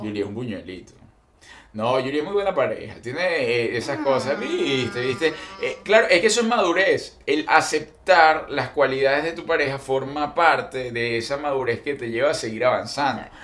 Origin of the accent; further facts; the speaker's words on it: Venezuela; moved away as an adult; Venezuela la extraño muchísimo, muchísimo